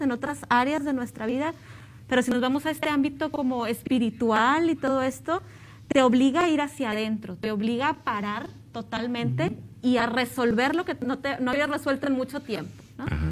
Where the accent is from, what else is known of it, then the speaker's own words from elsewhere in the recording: Montemorelos, Nuevo León, Mexico; yo soy de Montemorelos